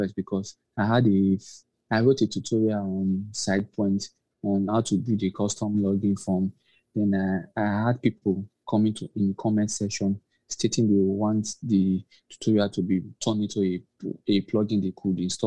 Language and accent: English; Nigeria; also born or lived in Lagos; I'm from Nigeria. I live in Nigeria, actually